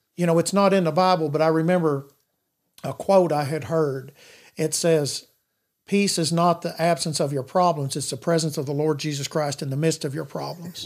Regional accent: Madisonville, United States; I grew up in Madisonville all my life

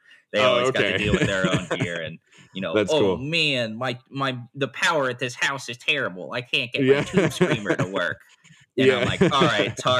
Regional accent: Quakertown, Pennsylvania, United States; I grew up in Quakertown, Pennsylvania

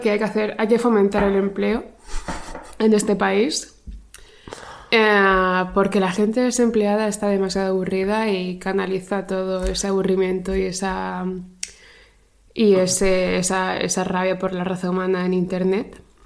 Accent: Region of Murcia, Spain; Soy murciana

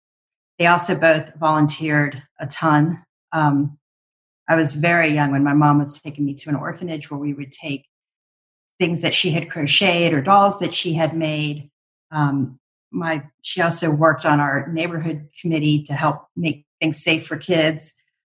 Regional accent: Bethesda, Maryland, United States; also born or lived in Washington, D.C.; I grew up in Bethesda, Maryland, right on the border with DC. So spent all my childhood and young adult years in the district. I was one of six children, born into a very loving family.

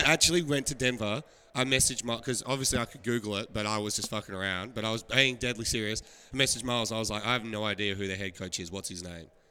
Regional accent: Australia; moved away; I'm from Australia

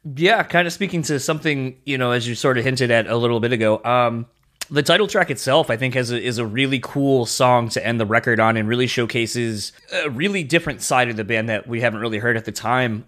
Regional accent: Delaware, United States; accent: East Coast; now in Midwest, United States; I grew up in Delaware. That's where I'm originally from

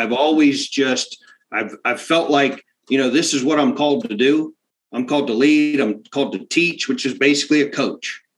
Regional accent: South Central Pennsylvania, United States; my dad bought a little farm farm uh, in South Central Pennsylvania

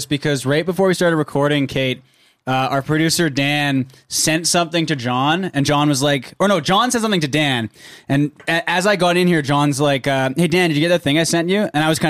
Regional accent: Canada; well, we're Canadian, right?

